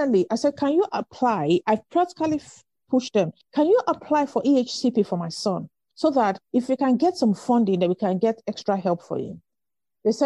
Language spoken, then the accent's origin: English; Nigeria; moved away as an adult; I grew up in Nigeria